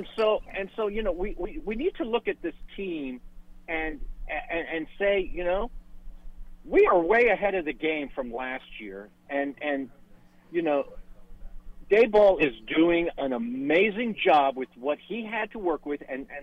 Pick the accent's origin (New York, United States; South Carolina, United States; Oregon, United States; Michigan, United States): New York, United States; Manhattan; now in Charleston, United States; I'm originally from Manhattan, lived on the Upper West Side. Mm-hmm. But I've been here since 85. Never looked back.